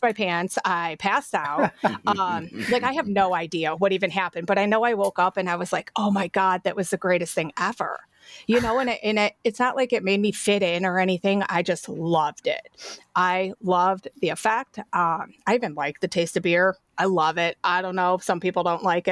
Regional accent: Avon, Ohio, United States; also born or lived in Cleveland; So I grew up in Avon, right? It's a big city now, but it was little back then.

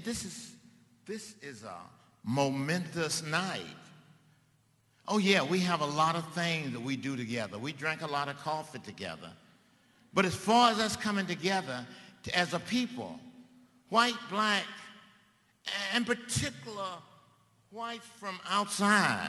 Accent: Mississippi, United States; moved away; my home state of Mississippi

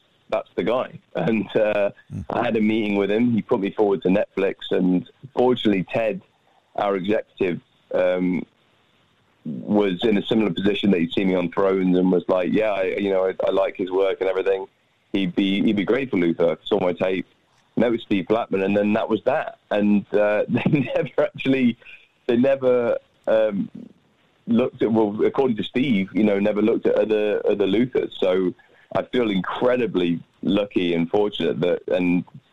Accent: United Kingdom; as a Brit, I grew up on American television and American movies

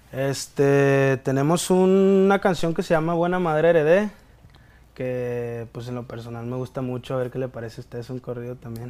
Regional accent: Mexico; como todo mexicano

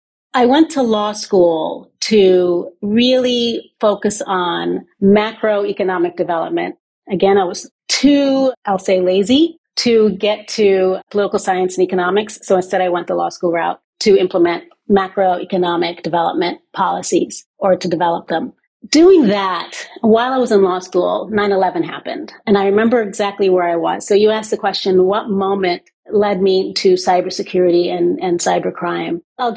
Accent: West Coast, United States; also born or lived in Bahamas; I grew up in the West Coast of the United States, but also in the Bahamas, and was forced at a young age to switch cultures often, sort of code switch on a regular basis.

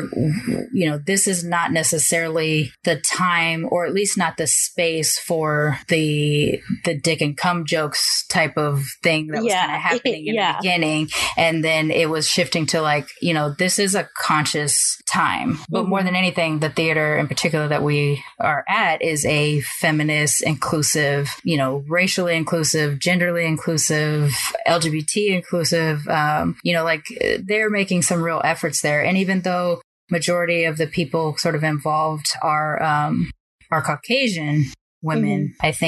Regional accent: Long Beach, California, United States; born or raised there

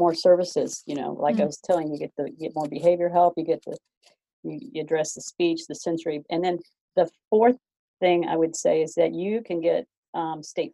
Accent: the South, United States; I'm from the South

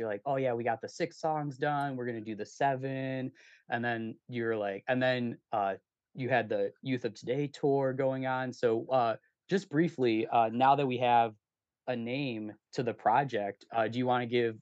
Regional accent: Chicago, Illinois, United States; I'm from Chicago, so it'll be a little bit different of an accent

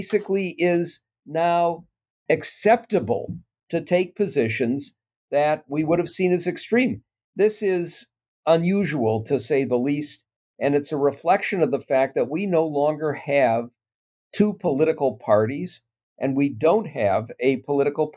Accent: Minnesota, United States; I'm a Minnesotan

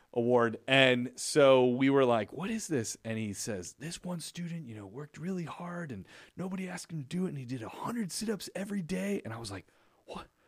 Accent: Chicago, Illinois, United States; I grew up in Chicago

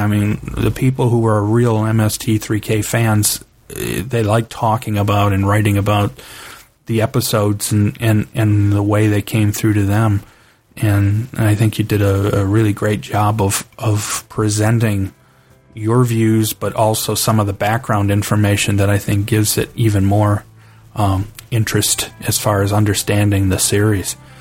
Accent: Cleveland, Ohio, United States; I grew up in Cleveland, Ohio

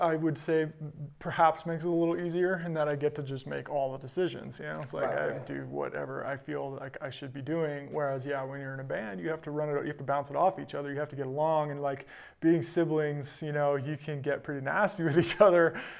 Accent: Tahoe, United States; also born or lived in Boulder; growing up in Tahoe, living in Boulder, traveling to amazing places

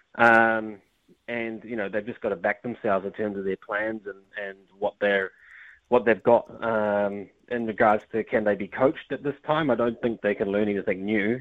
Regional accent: New Zealand; I was born in New Zealand.

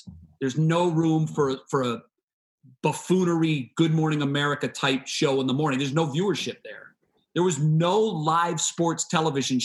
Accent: Sandusky, Ohio, United States; now in Cleveland, United States; So I still get to taste my hometown and see all of my friends and family there.

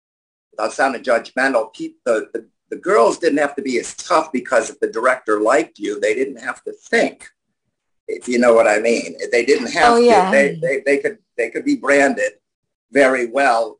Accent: New York, United States; I'm a Jew from New York

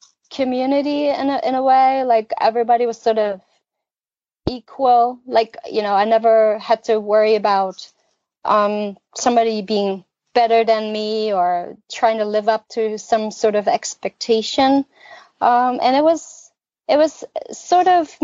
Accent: East Germany, Germany; I have a lot of good, positive memories of growing up in East Germany

